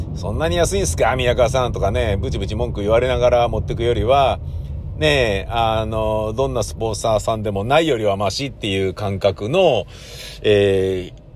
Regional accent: Tokyo, Japan; 東京人として

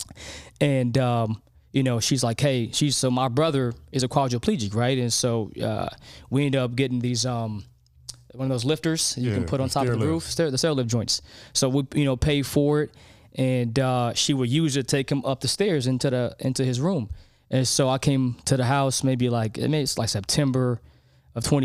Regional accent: Los Angeles, California, United States; we grew up in South

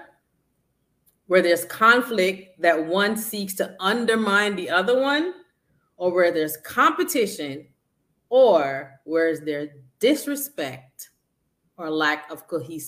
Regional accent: Jamaica; I'm from Jamaica and we are very respectful

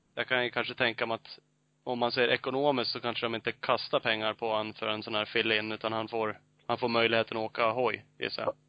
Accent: Sweden; som svensk

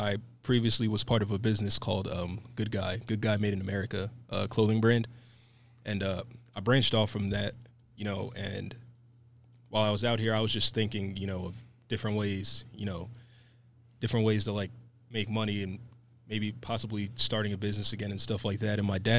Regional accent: Allentown, Pennsylvania, United States; moved away as an adult; also born or lived in Dallas, Texas; now in Reno, United States; originally, I'm from a small town called Allentown, Pennsylvania

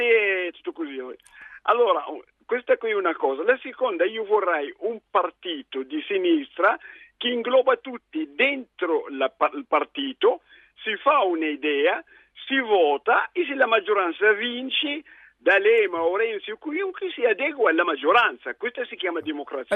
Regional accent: Libya; Italian is a second language; also born or lived in Italy; now in Milan, Italy; sono un dottore italo-libico

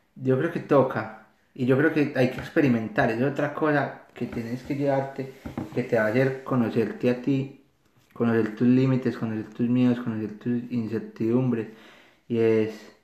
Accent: Medellín, Antioquia, Colombia; moved away as an adult; now in Australia; yo soy de Medellín

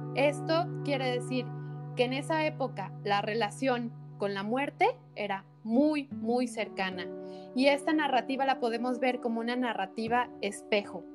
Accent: Mexico; Me incluyo nosotros como mexicanos

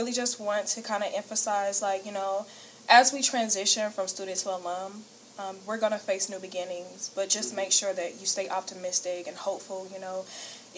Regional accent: Columbus, Georgia, United States; moved away as an adult; now in Augusta, United States; I'm not from Augusta. I'm from Columbus, Georgia. I'm a transfer student, so when I moved here to Augusta

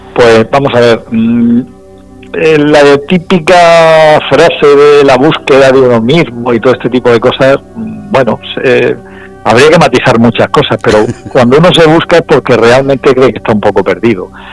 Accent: Region of Murcia, Spain; also born or lived in Valencia; siendo murciano

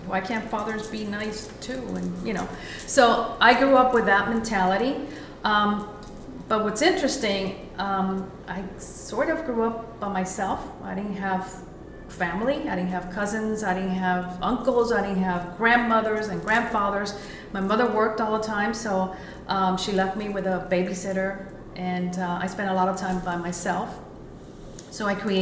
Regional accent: Miami, Florida, United States; also born or lived in Cuba; I was born in Cuba. Okay. I came when I was very young, at the age of 5. I am a product of Miami, Florida, from public schools to the public school systems

